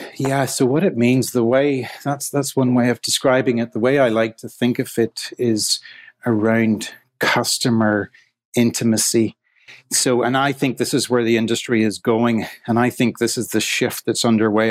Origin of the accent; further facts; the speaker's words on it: Ireland; moved away as an adult; also born or lived in Scotland / Manchester; I grew up in Ireland in the seventies and eighties